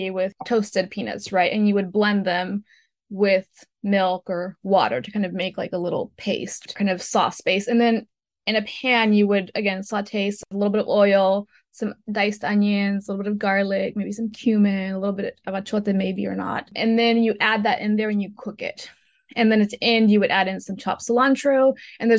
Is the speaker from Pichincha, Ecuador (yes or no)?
no; Loja, Ecuador; moved away; my hometown Loja